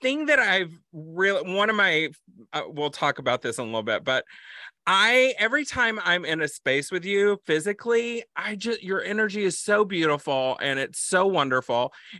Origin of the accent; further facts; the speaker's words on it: Texas, United States; born there; I was born in Texas.